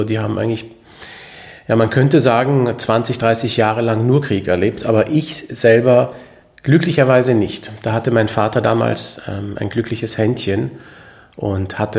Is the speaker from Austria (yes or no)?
yes; Austria; also born or lived in Iraq / Switzerland; now in Germany; Aber ich bin in Österreich aufgewachsen, auch davor in der Schweiz ein bisschen eingeschult, aber größtenteils in Österreich, daher spreche ich Deutsch.